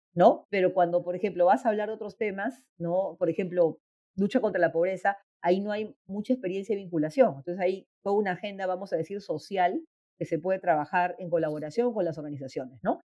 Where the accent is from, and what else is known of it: Peru